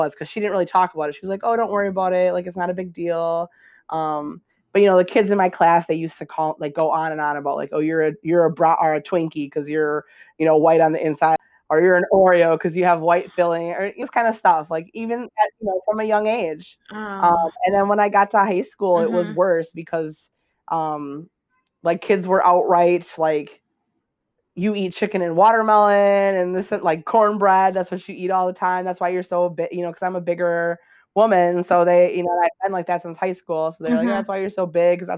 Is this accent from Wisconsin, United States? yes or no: yes; Wisconsin, United States; also born or lived in Texas; now in Morocco; I was born in Texas, and I was adopted from, so I was in like foster care for, 6 weeks or so. Uh-huh. I don't know where I was during all that time, and then I was taken to Wisconsin. In the United States, and I grew up in Wisconsin.